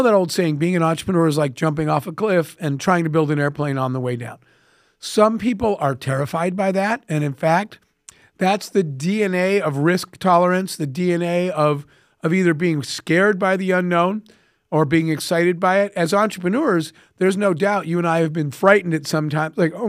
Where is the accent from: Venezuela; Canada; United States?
United States; Arizona; I grew up in the Arizona desert with a single mom.